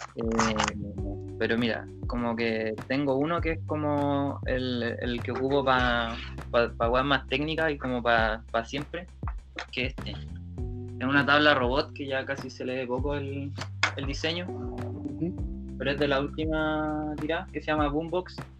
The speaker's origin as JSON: {"language": "Spanish", "town": "Talcahuano", "region": "Biobío", "country": "Chile", "tie": "born or raised there", "also_born_or_lived": "San Pedro de la Paz, Chile / Concepción, Chile / Santiago, Chile / Valparaíso, Chile", "said": "soy de Conce, nací en Talcahuano y viví como toda mi infancia, mi adolescencia entre Talcahuano, San Pedro y patinando en Concepción"}